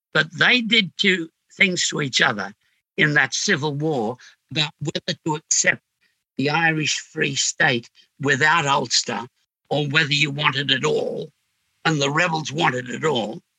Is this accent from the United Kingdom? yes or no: no; Sydney, New South Wales, Australia; I came from Homebush, which made up in boredom for what Glebe supplied in squalor.